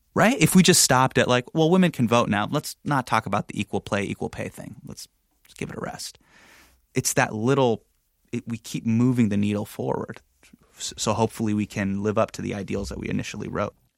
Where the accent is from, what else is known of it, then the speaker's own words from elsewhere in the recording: Sacramento, California, United States; starting in my hometown